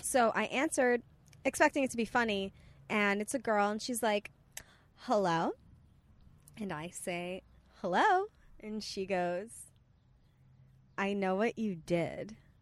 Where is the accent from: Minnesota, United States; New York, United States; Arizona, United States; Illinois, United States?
New York, United States; Bay Shore; moved away; also born or lived in Bethpage, New York; I'm actually from Bayshore, so going to Fire Island is very normal for us